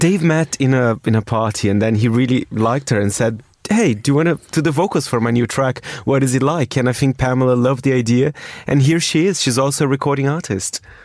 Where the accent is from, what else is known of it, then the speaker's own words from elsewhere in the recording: Brazil; I'm from Brazil